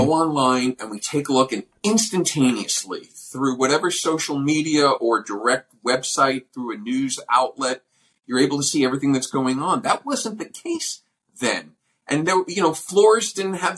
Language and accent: English; New York City, New York, United States; as a New Yorker, we lived on 57th Street between 8th and 9th